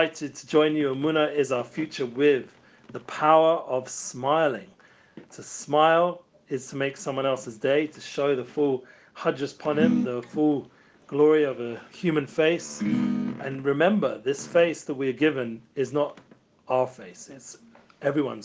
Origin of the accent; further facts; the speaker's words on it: England, United Kingdom; now in Israel; I grew up in England